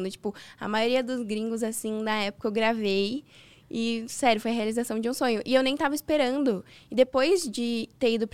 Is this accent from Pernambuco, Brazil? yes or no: no; Santos, São Paulo, Brazil; sou de Santos